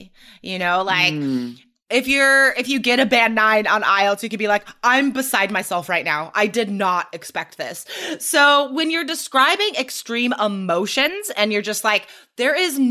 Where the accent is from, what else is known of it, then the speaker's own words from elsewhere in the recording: United States; as an American